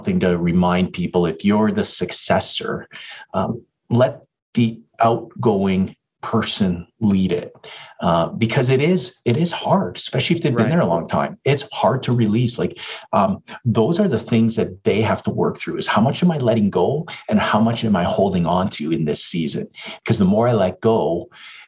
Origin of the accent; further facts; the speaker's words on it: Toronto, Ontario, Canada; moved away as an adult; now in Edmonton, Canada; I'm from Toronto area